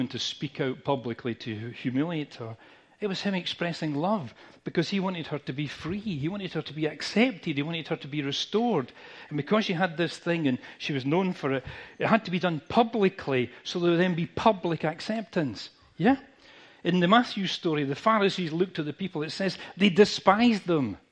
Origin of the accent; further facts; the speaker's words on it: United Kingdom; we're British